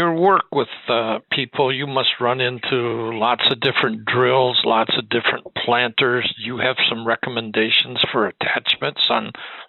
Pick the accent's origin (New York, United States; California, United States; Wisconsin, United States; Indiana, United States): Wisconsin, United States; Milwaukee; I'm from Milwaukee